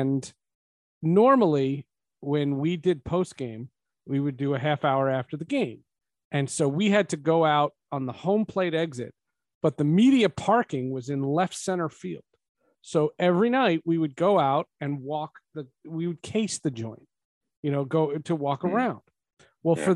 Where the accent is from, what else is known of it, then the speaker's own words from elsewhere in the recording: New Jersey, United States; moved away; also born or lived in Seattle; I was from New Jersey